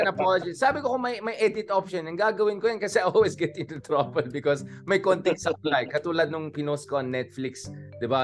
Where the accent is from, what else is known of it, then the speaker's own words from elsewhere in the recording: Baguio, Cordillera Administrative Region, Philippines; I'm from Baguio, UP, etc.